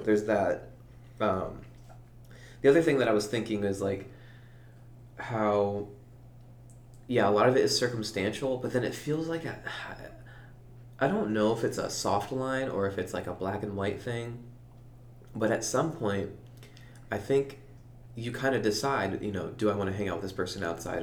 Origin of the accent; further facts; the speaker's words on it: United States; growing up in Leah, where it's like safe